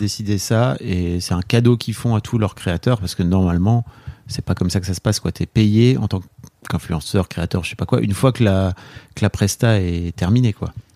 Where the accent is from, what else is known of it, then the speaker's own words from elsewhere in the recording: the Nord, Hauts-de-France, France; now in Paris, France; je viens du fin fond du Nord.